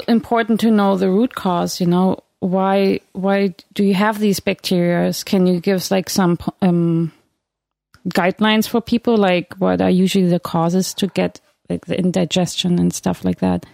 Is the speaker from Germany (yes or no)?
yes; Germany; moved away; I grew up in Germany